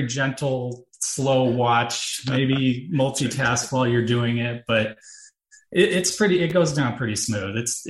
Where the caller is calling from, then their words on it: Des Moines, Iowa, United States; I'm in Des Moines, the capital.